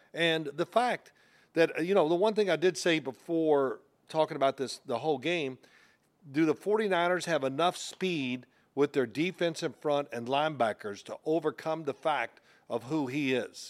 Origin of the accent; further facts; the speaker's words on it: Louisville, Kentucky, United States; I'm from Louisville